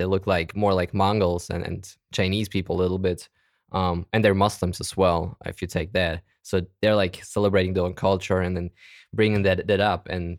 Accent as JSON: {"language": "English", "country": "Germany", "tie": "born or raised there", "also_born_or_lived": "Kazakhstan", "second_language": "English", "said": "I was born in Kazakhstan originally. Mm. So that's my little background. I came over to Germany when I was probably 9 or 10."}